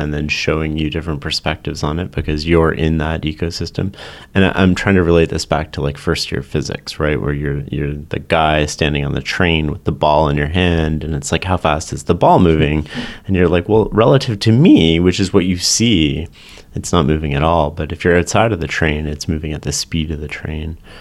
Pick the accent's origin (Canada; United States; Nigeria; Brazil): Canada; I come from Canada, so we have more socialized sort of healthcare system